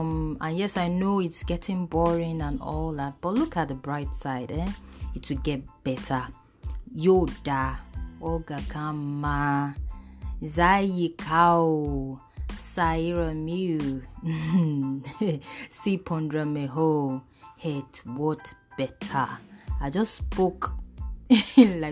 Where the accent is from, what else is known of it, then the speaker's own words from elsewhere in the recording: Mushin, Lagos, Nigeria; I was born in Mushin local government area